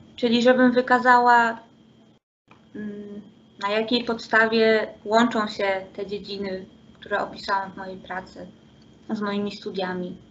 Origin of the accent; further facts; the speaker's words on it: Poland; moved away as an adult; also born or lived in Szczecin / Germany; my Polacy z Erasmusa